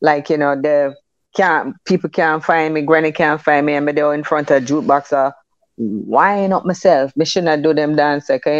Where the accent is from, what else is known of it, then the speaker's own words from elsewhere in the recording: Jamaica; also born or lived in Kingston, Jamaica / Above Rocks, Jamaica; I grew up in Kingston, Jamaica, and Above Rocks. my first 9 years was Kingston, and then the rest of it was Above Rocks